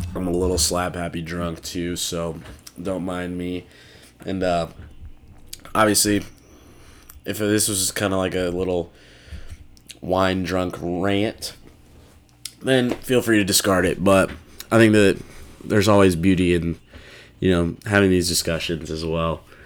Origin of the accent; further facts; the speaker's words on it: Des Moines, Iowa, United States; a lot of people in my hometown